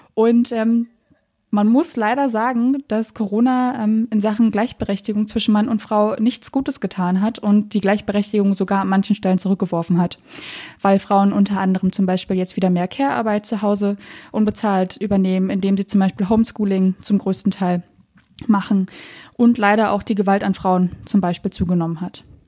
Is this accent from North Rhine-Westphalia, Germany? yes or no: no; Berlin, Germany; ich bin Berlinerin